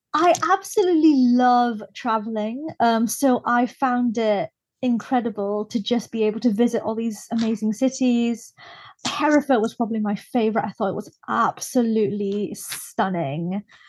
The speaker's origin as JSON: {"language": "English", "country": "Brunei", "tie": "born or raised there", "moved": "as an adult", "lives_now": "United Kingdom", "said": "I was born and raised in Brunei in Southeast Asia"}